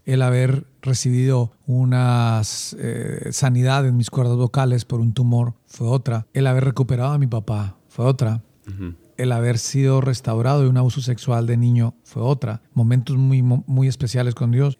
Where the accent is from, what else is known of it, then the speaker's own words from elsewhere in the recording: Bogotá, Colombia; Nací en Bogotá. Soy bogotano. Eh, recuerdo que mi, niñez la hice en un barrio llamado Bonanza, mm, un barrio al occidente de Bogotá.